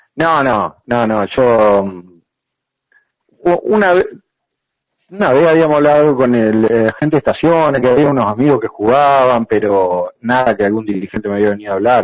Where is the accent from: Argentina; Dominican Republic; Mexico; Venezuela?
Argentina; nosotros como argentinos